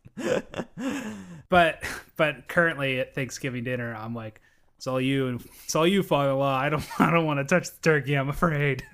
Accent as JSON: {"language": "English", "region": "Pacific Northwest", "country": "United States", "tie": "born or raised there", "said": "I grew up in the Pacific Northwest near the urban core"}